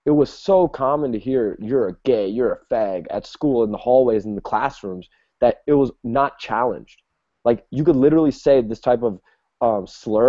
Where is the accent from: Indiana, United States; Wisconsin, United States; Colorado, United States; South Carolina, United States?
Wisconsin, United States; Milwaukee; I grew up in Milwaukee, Wisconsin